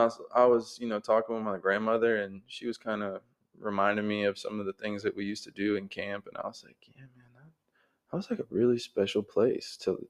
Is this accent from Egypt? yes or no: no; Jacksonville, Florida, United States; also born or lived in Dahlonega, Georgia / Cleveland, Georgia; I was born here, but I was born like over in San Marco.